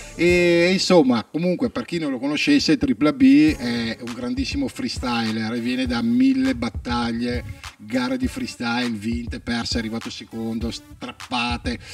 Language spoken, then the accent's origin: Italian; Verona, Veneto, Italy; noi siamo di Verona